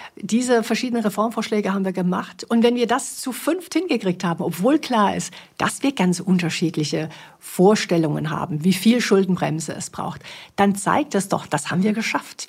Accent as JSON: {"language": "German", "region": "Baden-Württemberg", "country": "Germany", "also_born_or_lived": "Bavaria", "moved": "yes", "said": "Ich komme aus Baden-Württemberg"}